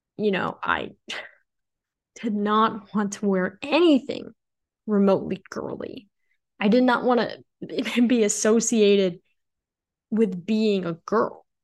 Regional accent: Illinois, United States; moved away as an adult; also born or lived in Nebraska; I've called Illinois my home for my entire life.

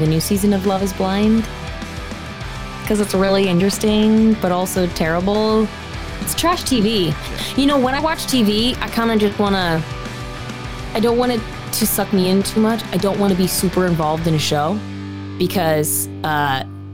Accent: United States; I'm an American

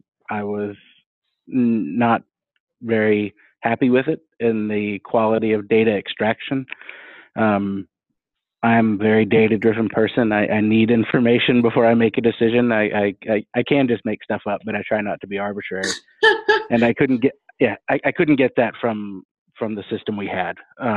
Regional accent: Texas, United States; I am from Texas. It's great, but I've lived all over too.

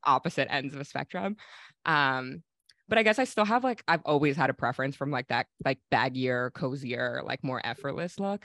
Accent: New York City, New York, United States; I'm from Brooklyn

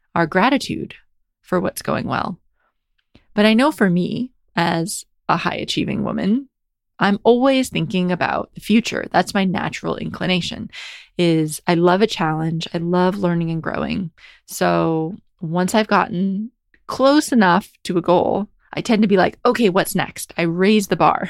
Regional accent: United States; grew up in America

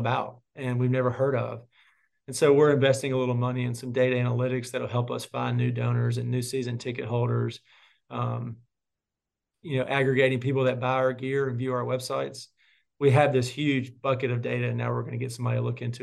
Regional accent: Clarksdale, Mississippi, United States; growing up in Clarksdale

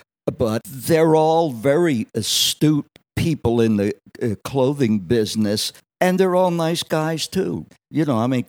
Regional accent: Wildwood, New Jersey, United States; Well, I was born and bread and buttered, as they say, in a resort town at the southern end of New Jersey called Wildwood.

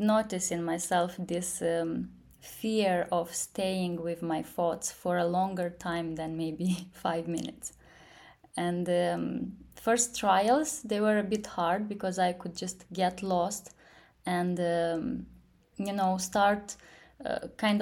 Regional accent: Moldova; also born or lived in London / Silicon Valley; I'm from Moldova. I'm currently based in Moldova.

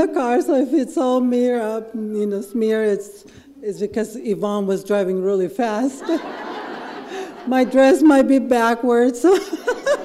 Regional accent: Ensenada, Baja California, Mexico; English is a second language; moved away as an adult; now in Seattle, United States; I'm from Ensenada, Mexico. It's a drinking town. Everybody gets drunk, everybody gets high. It's pretty normal. So growing up with alcoholism was normal

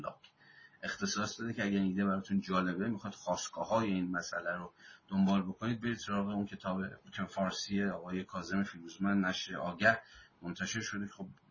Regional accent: Iran

